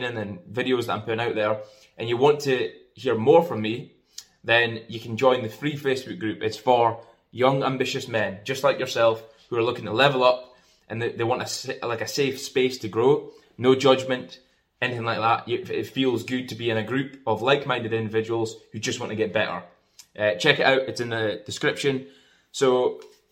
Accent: Scotland, United Kingdom; I'm from Scotland.

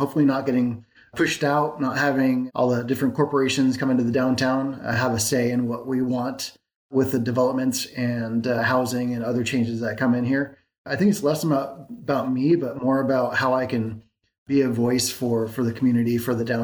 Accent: Bay Area, California, United States; moved away as an adult; also born or lived in San Diego / San Francisco / Marin / Oakland; now in Vacaville, United States; I grew up in the Bay Area. So I have lived in San Francisco, Marin, Oakland. I went to high school in Oakland

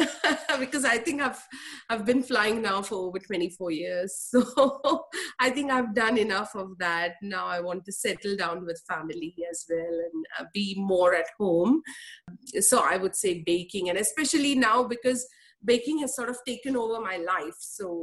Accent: Mumbai, Maharashtra, India; moved away as an adult; I was raised in Mumbai. Born in Mumbai, raised in Mumbai until the age of 21.

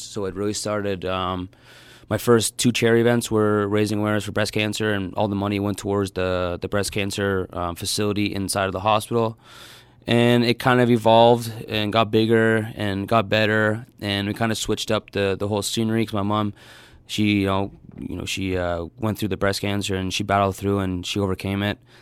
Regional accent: Hamilton, Ontario, Canada; born or raised there

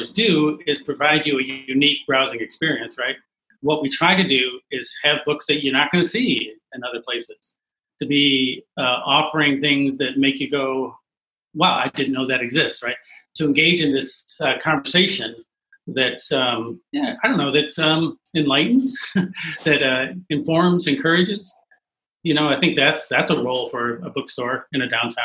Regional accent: Buffalo, New York, United States; moved away as an adult; now in Greensboro, United States; I'm from Buffalo, New York

